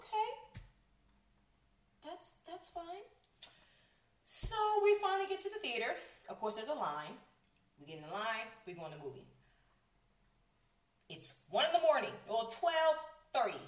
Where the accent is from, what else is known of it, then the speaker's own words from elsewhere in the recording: California, United States; I'm born and raised in California